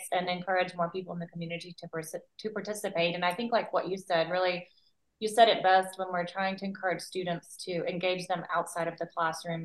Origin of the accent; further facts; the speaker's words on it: Mississippi, United States; I am originally from Mississippi. And I'm still here